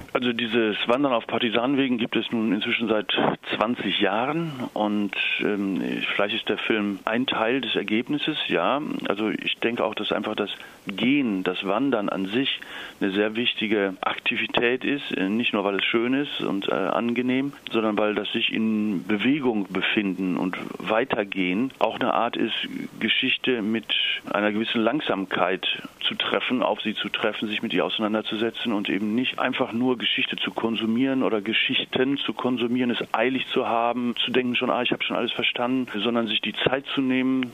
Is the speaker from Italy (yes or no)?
yes; Italy; bei uns in Italien